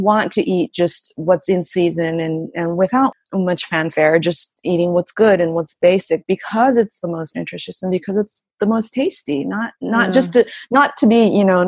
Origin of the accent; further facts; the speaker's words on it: Los Angeles, California, United States; now in Japan; I grew up in LA, and we would go to the farmer's market all the time.